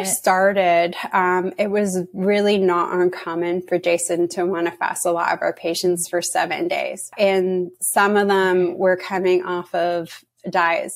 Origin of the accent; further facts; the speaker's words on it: Canada; now in United States; I'm from Canada and I'm just living in the US